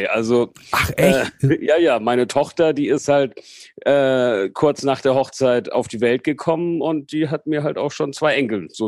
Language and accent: German; Portugal; also born or lived in Hamburg; Also geboren bin ich in Hamburg, also tatsächlich gebürtiger Hamburger. Und äh, mit 74, da war ich acht, sind wir nach Portugal übergesiedelt und dort habe ich dann quasi meine gesamte Jugend verbracht.